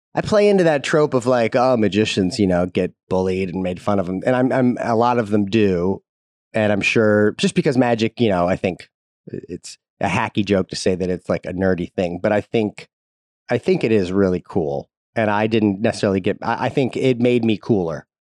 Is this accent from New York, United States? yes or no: no; St. Louis, Missouri, United States; I grew up in Saint Louis, Missouri